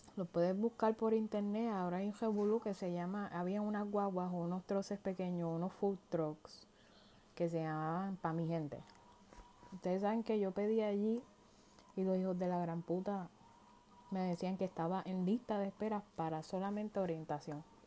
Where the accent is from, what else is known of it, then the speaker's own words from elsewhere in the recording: Puerto Rico; moved away as an adult; now in United States; Yo soy nacida y criada en Puerto Rico